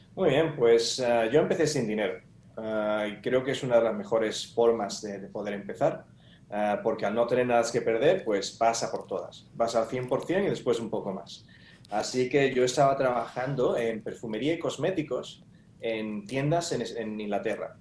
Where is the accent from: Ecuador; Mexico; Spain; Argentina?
Spain; como buen español